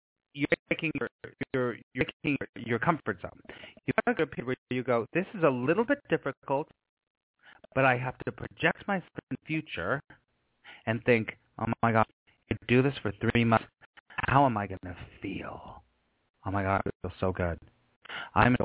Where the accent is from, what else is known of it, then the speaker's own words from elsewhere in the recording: Los Angeles, California, United States; I grew up in Los Angeles and I was an actor for years